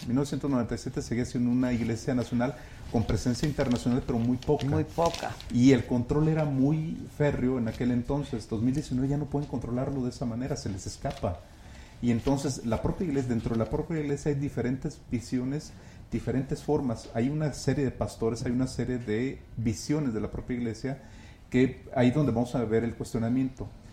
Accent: Guadalajara, Jalisco, Mexico; yo soy de Guadalajara y crecí mm. en, ese, en ese entorno en los años 90

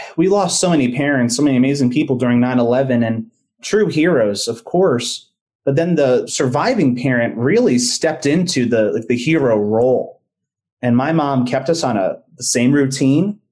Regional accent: United States; also born or lived in New Jersey / New York / Pennsylvania; now in Orlando, United States; I grew up in New Jersey and New York.

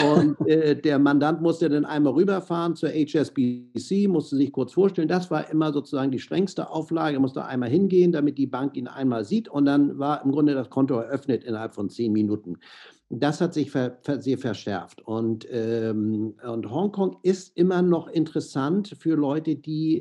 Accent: Hamburg, Germany; moved away as an adult; also born or lived in San Francisco, United States / Miami, United States / Monaco; ich bin in Hamburg aufgewachsen

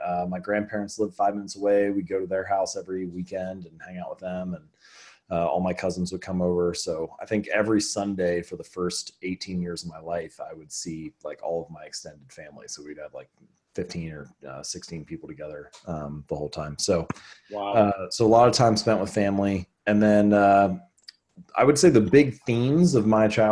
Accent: Hamilton, Ohio, United States; I was born and raised in Ohio, grew up in Hamilton, Ohio

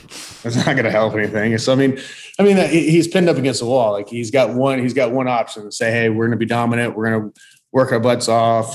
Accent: Southern Indiana, United States; moved away as an adult; I'm from Southern Indiana

